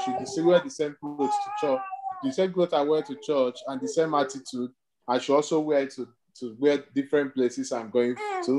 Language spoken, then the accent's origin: English; Nigeria; Growing up in Nigeria